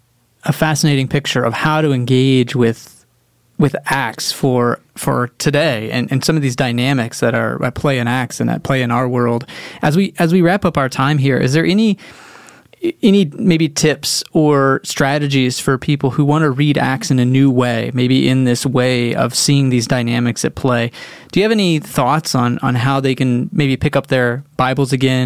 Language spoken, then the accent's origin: English; Texas, United States; I'm from Texas.